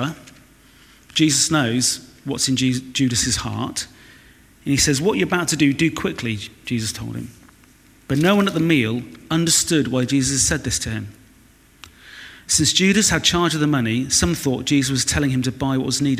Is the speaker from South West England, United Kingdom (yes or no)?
yes; Weston-super-Mare, South West England, United Kingdom; moved away; from Weston-super-Mare